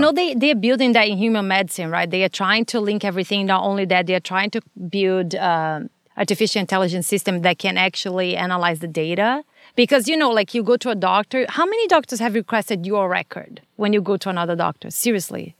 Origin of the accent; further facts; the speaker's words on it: Brazil; English is a second language; moved away as an adult; now in Los Angeles, United States; I'm from Brazil, and I grew up there